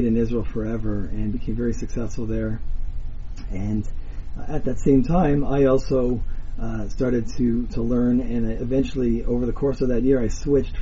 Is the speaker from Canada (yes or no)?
yes; King City, Ontario, Canada; I'm born and bred in King City, Ontario